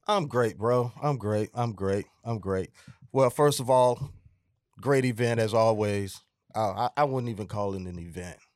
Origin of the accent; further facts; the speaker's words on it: Atlanta, Georgia, United States; also born or lived in South Fulton, Georgia; I'm originally from Atlanta, Georgia